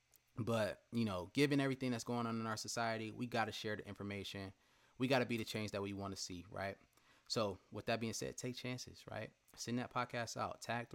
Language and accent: English; Marietta, Georgia, United States; Went to Hillgrove High School in West Cobb, Powder Springs, Georgia, to be exact. I grew up in Marietta for the most part.